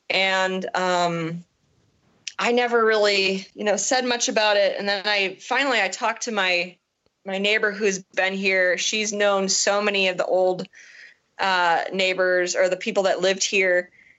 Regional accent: Chicago, Illinois, United States; I'm like, yeah, that's fine. We're from the Chicago area. It's fine.

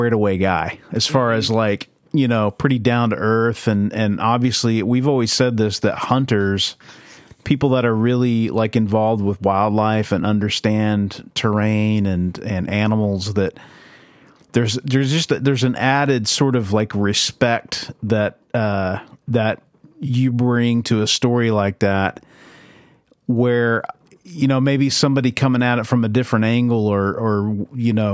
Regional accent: Oklahoma, United States; where we grew up here in Oklahoma

